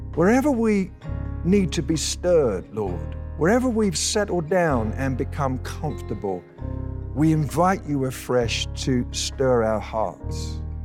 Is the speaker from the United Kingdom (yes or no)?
yes; United Kingdom; now in Colorado, United States; we're British citizens